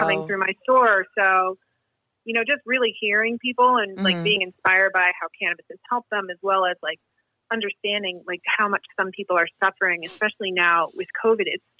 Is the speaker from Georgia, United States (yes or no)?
no; Marblehead, Massachusetts, United States; born or raised there